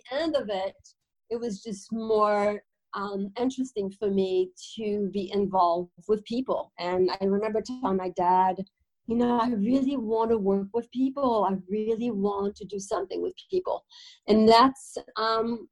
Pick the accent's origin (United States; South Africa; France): France; now in Netherlands; I am from France. I'm from a very small town in France